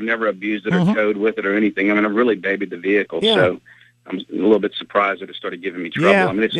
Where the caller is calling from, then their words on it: Huntington Beach, California, United States; I'm calling from Huntington Beach.